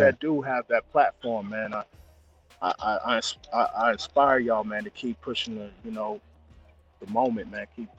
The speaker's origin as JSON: {"language": "English", "town": "Compton", "region": "California", "country": "United States", "tie": "born or raised there", "moved": "as an adult", "lives_now": "Paris, France", "said": "I grew up in Compton"}